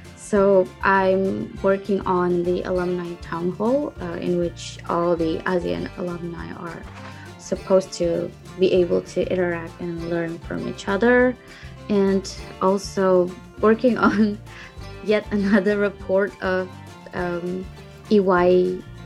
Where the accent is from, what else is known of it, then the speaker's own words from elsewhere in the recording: Indonesia; moved away as an adult; now in Japan; I'm a program intern from Indonesia, and I'm currently studying in Japan at the University of Tokyo